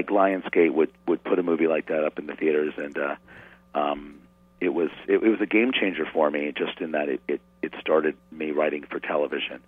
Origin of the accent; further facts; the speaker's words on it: New York City, New York, United States; I grew up in New York City in the 70s, and then north of the city in the suburbs